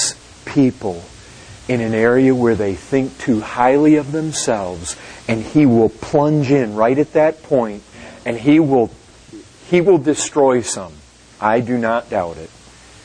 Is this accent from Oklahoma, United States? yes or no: no; Michigan, United States; I grew up in Michigan. We had lots of lakes